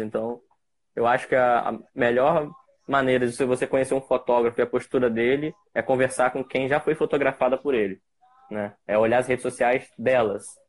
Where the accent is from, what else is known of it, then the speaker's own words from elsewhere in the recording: Campos dos Goytacazes, Rio de Janeiro, Brazil; sou de Campos dos Goitacazes, interior do estado do Rio de Janeiro